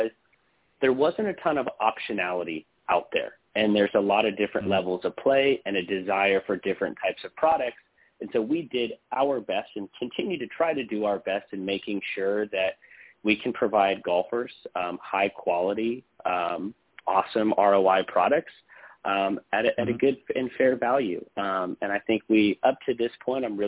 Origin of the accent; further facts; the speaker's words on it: Southern California, United States; We grew up together, and we grew up in Southern California